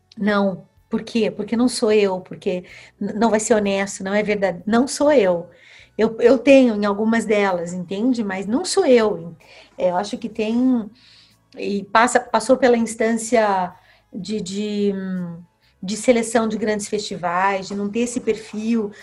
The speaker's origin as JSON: {"language": "Portuguese", "region": "Paraná", "country": "Brazil", "tie": "born or raised there", "said": "quando um irmão do meu pai vinha da Bahia para morar com a gente no Paraná, era no meu quarto que esse tio parava"}